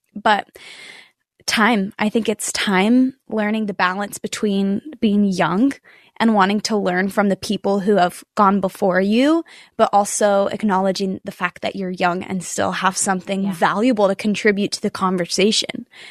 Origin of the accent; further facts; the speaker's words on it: Nashville, Tennessee, United States; I'm born and raised in Nashville. I've been here my whole life.